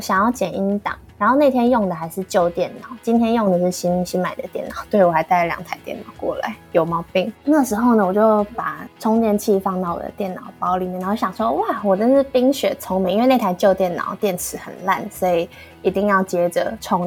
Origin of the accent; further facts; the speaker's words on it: Taiwan; moved away as an adult; now in South Korea; 我就跟另外台湾学生的学伴